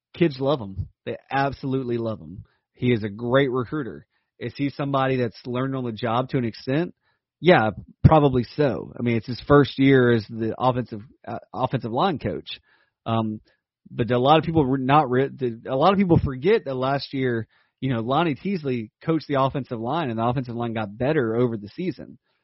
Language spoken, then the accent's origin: English; South Laurens, South Carolina, United States; From my hometown, my alma mater